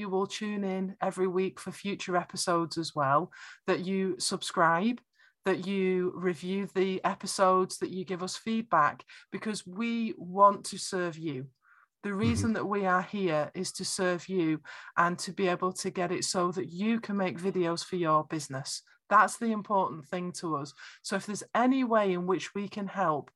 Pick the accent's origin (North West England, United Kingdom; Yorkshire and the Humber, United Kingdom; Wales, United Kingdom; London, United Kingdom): North West England, United Kingdom; Warrington; accent: Lancashire; moved away as an adult; now in Northeast Scotland, United Kingdom; which is where I'm from.